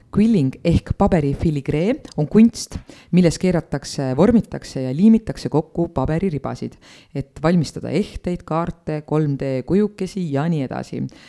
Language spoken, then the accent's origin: Estonian; Estonia; ma olen sündinud Eesti riiki